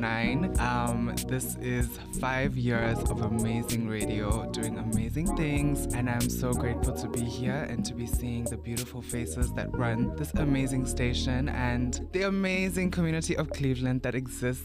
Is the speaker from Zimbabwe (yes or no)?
yes; Harare, Zimbabwe; I am from Harare, Zimbabwe.